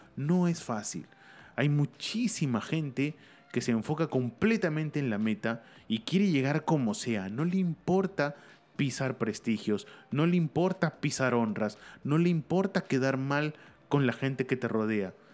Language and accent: Spanish; Lima, Peru; Lima, mi ciudad natal